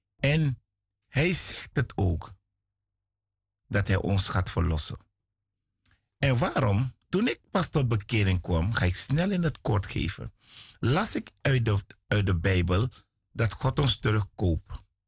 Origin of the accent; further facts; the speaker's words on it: Suriname; ik kom uit Suriname